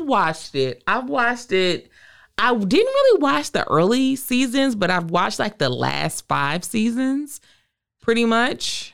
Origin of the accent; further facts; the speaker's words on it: Virginia, United States; I'm from the South. I'm from Virginia.